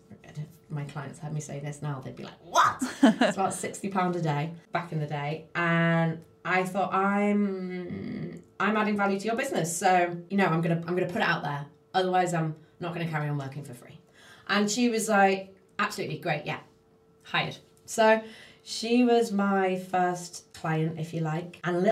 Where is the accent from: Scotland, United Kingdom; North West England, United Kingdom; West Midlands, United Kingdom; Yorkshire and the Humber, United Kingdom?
North West England, United Kingdom; accent: Scouse; So, I started calling up all these magazines, and here's my Scouser accent.